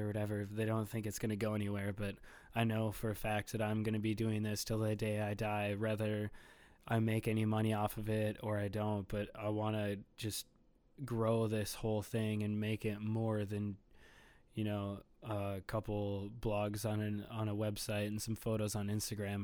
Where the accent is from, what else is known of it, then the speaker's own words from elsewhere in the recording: Bloomington, Minnesota, United States; also born or lived in Edina, Minnesota / Richfield, Minnesota; I was born in Edina, Minnesota, and then I grew up in Bloomington, and now I currently live in Richfield, Minnesota